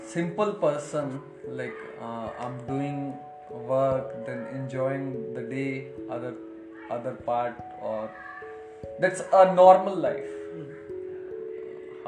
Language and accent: English; Sri Ganganagar, Rajasthan, India; moved away as an adult; now in Bangalore, India; my hometown Sri Ganganagar, Rajasthan